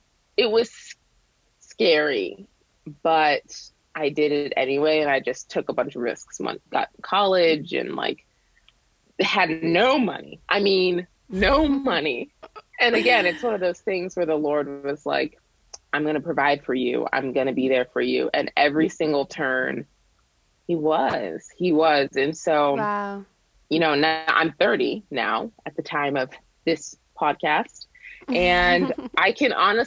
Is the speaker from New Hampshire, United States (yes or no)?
yes; New Hampshire, United States; also born or lived in Boston, Massachusetts; I was born in Boston, but I grew up in New Hampshire, super rural.